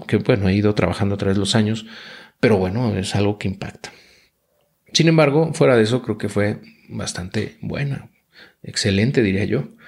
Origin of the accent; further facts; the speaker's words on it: Mexico; Luego nací en México